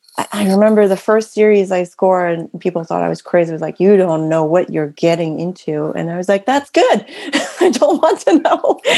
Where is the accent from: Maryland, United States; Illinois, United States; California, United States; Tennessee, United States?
California, United States; San Francisco; born there; And I mean, I was born in San Francisco, first of all.